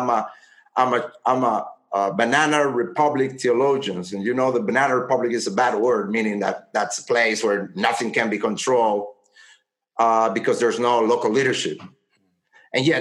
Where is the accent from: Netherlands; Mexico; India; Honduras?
Honduras; now in United States; I was born in Honduras, my grandfather was a white from the South, and my great-grandfather was from Great Britain